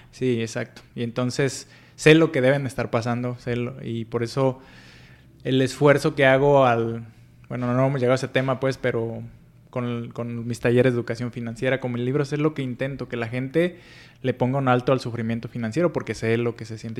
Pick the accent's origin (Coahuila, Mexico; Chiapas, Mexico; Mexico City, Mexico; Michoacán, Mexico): Michoacán, Mexico; Paracho; Soy nacido en una pequeña comunidad que se llama Paracho, es en el estado de Michoacán